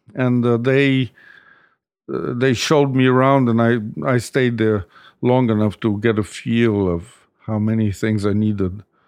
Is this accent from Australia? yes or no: no; Rome, Lazio, Italy; moved away as an adult; also born or lived in New York; I've always been a Roman. I grew up in Rome